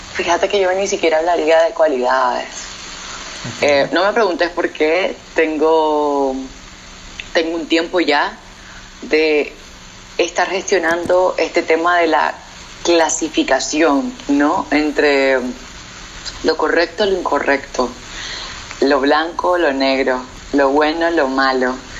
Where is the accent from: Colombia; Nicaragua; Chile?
Nicaragua; moved away as an adult; decidí volver a Nicaragua, volver a mi terruño, volver al hogar, eh, donde crecí